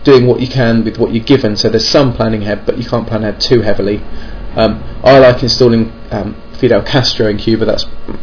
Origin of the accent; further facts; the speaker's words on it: England, United Kingdom; I'm English